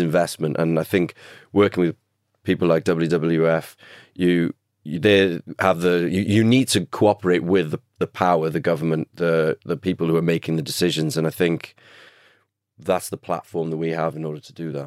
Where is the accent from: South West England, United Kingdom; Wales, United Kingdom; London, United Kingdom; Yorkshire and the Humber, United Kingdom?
Wales, United Kingdom; Cardiff; growing up in Cardiff